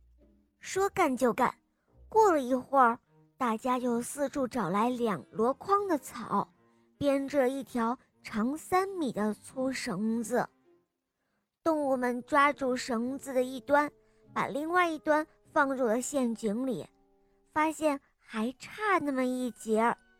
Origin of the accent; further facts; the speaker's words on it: Yangling, Shaanxi, China; 我今年五岁了，我来自陕西杨陵